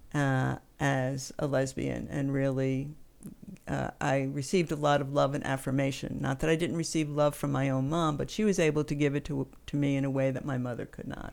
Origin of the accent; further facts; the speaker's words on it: East Coast, United States; also born or lived in New York City, United States / Western Massachusetts, United States; I am from the East Coast.